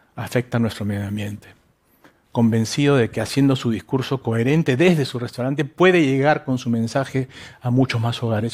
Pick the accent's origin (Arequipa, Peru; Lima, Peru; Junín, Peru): Lima, Peru; yo soy limeño, hijo de toda la sangre